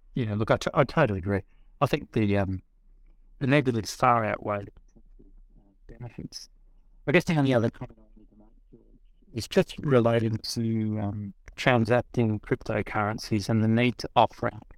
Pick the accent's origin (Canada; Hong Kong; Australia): Australia; I'm Australian